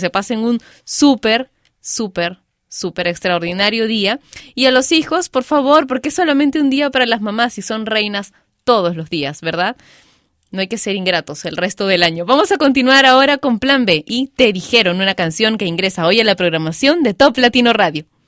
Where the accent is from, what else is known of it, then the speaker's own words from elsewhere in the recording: Peru; En mi país, Perú